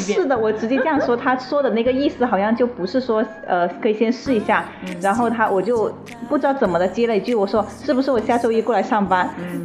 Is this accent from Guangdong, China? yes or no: yes; Shenzhen, Guangdong, China; also born or lived in Heyuan, Guangdong (birthplace, hometown); 我就开始下深圳了